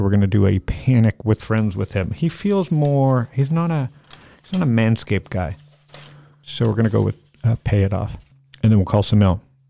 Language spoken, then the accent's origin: English; Georgia, United States; I'm from Georgia, so I just found out about it today.